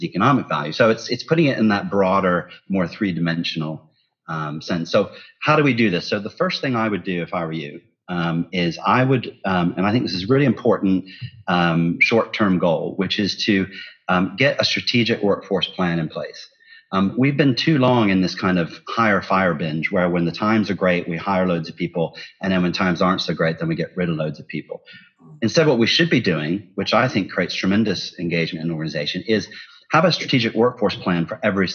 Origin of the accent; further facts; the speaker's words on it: Ohio, United States; moved away; growing up in Ohio